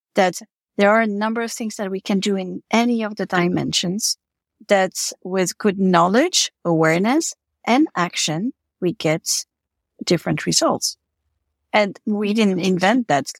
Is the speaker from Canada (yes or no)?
no; Switzerland; moved away as an adult; also born or lived in New York City / Africa / Eastern Europe; I'm Swiss. I was born in Switzerland, but I lived and worked in New York City